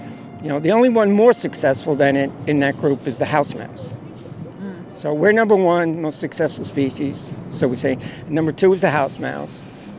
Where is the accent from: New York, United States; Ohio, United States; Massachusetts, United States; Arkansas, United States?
New York, United States; New York City; I'm from New York.